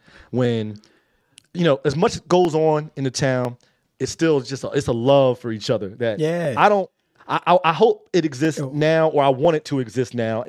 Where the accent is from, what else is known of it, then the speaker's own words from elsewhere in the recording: Trenton, New Jersey, United States; No, I'm like, no, I'm from the heart of Trenton. I grew up in North Trenton Boulevard.